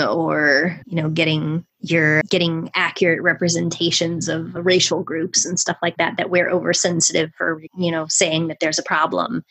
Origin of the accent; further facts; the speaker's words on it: United States; as an American person